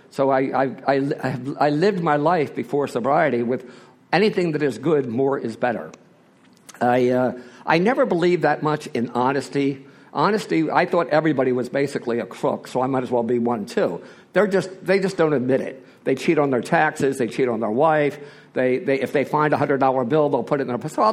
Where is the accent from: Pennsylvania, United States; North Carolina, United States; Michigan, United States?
Pennsylvania, United States; Philadelphia; Uh, I'm from Philadelphia. I'm one of those typical Irish Catholic boys from southwest Philadelphia. I was raised in a very normal family.